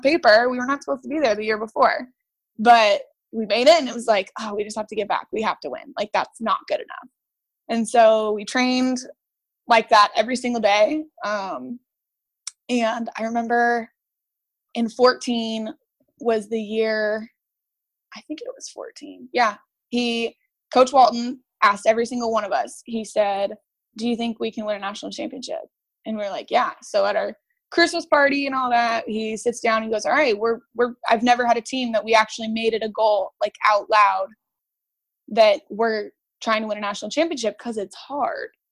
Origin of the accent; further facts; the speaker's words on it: Brea, California, United States; I grew up in Brea, California